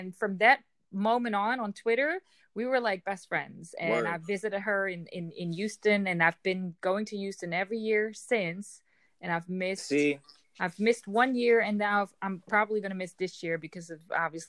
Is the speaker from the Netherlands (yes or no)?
yes; Amsterdam, North Holland, Netherlands; English is a second language; Amsterdam, the Netherlands.